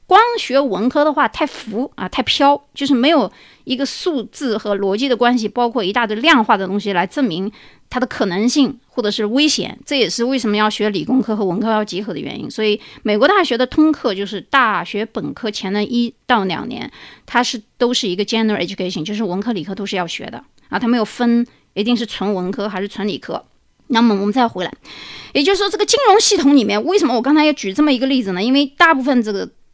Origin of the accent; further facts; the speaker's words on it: China; 有人说我们中国人 IT 专业很好